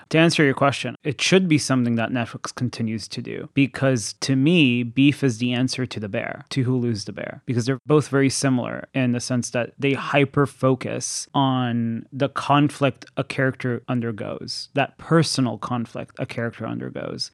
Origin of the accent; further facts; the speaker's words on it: Thailand; moved away; I grew up in Thailand